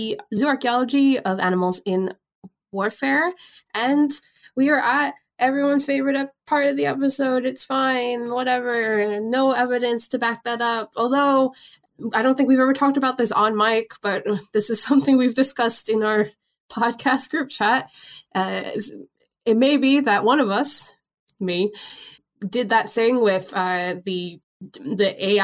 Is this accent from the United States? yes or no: yes; New York, United States; moved away; I'm originally from New York